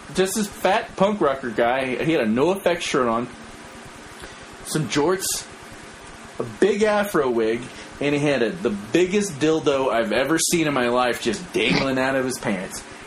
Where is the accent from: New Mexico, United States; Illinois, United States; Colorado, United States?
New Mexico, United States; moved away; we're all from New Mexico